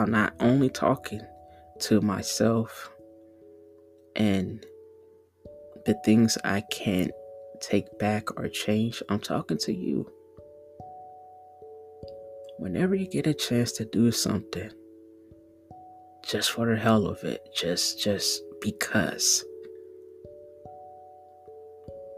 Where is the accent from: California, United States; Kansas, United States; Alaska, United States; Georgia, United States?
California, United States; the South; also born or lived in Southern United States; Born and raised out of California, but I was raised around the South